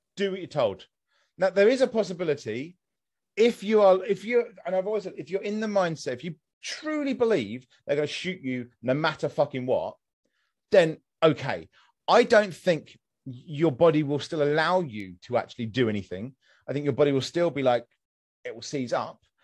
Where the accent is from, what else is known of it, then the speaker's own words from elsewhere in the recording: United Kingdom; I'm British